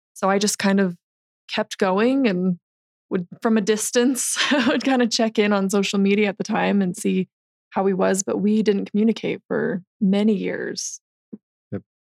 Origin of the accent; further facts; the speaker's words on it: St. George, Utah, United States; I'm from St. George